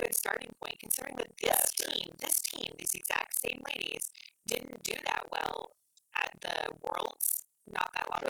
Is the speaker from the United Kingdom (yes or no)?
no; Canada; first language English; being a Canadian, most of my news outlets are giving me Canadian news.